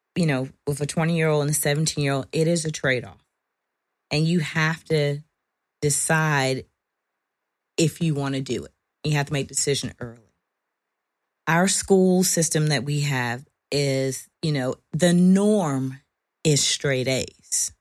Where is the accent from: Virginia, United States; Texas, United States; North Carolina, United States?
Virginia, United States; moved away; I'm from Virginia